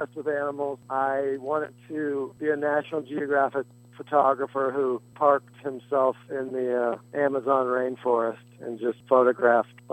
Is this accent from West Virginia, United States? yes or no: yes; Morgantown, West Virginia, United States; moved away; also born or lived in North Carolina; I grew up in Morgantown, West Virginia